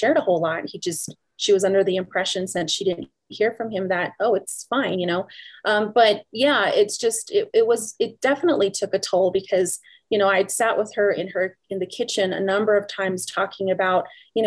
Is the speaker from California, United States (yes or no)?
no; Teec Nos Pos, Arizona, United States; I'm from the Tisnos Plus community as well